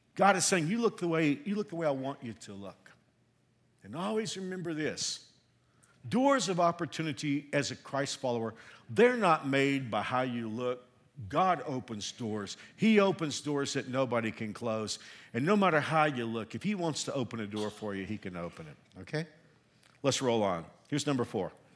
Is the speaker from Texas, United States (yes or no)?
yes; Texas, United States; also born or lived in Hill Country, Texas (parents' origin); now in Kenya; I'm a Texan, even though I've been here a long time, I feel like a Kenyan